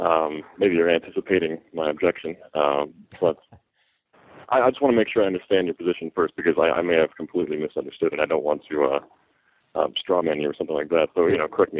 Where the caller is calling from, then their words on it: California, United States; I'm calling from California.